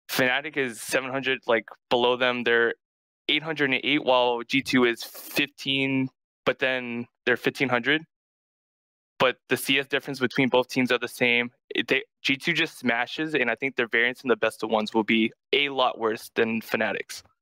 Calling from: Indiana, Pennsylvania, United States; Hey, I'm calling from uh, school. I'm in Indiana, PA right now.

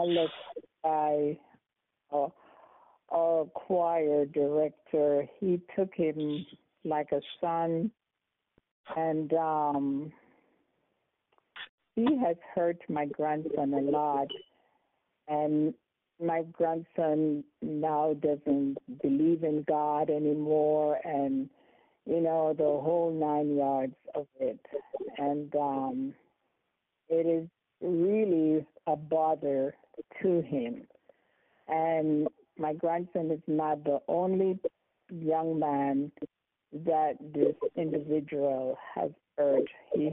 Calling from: Silver Spring, Maryland, United States; And I am calling from Silver Spring, Maryland.

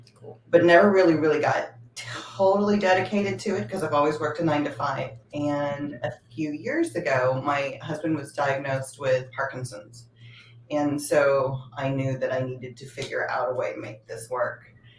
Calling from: California, United States; I am in the Bay Area in California.

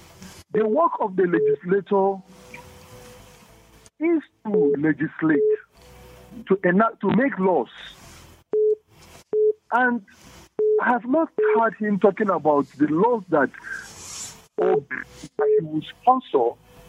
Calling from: Zaramaganda, Plateau, Nigeria; I'm calling you from Zaramaganda.

